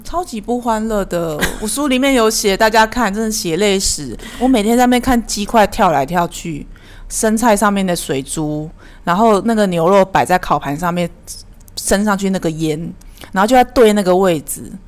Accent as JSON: {"language": "Chinese", "country": "Taiwan", "said": "我们台湾人比较觉得家庭价值没有什么可隐晦的"}